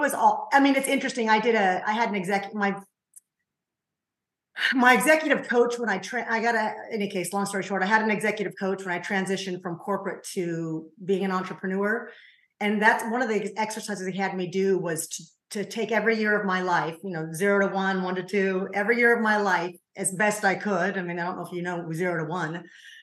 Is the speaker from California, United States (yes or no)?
yes; Covina, California, United States; I grew up in a city called Covina. It's about 20 miles, is that correct? Of east